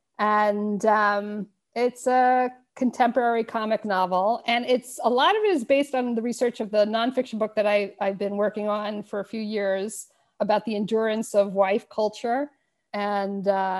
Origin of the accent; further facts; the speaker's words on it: Long Island, New York, United States; moved away as an adult; also born or lived in Israel; now in Luxembourg; I grew up on Long Island. I have not lived in New York or in the United States since I was 21. I lived in Israel for many years. Now we're in Luxembourg